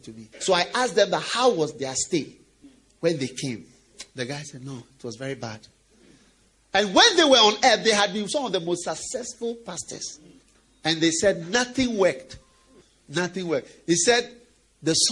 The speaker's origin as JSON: {"language": "English", "country": "Ghana"}